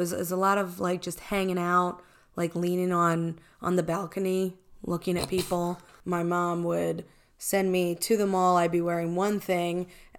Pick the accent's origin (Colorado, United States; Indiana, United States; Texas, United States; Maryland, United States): Maryland, United States; Baltimore; Well, I grew up in Baltimore.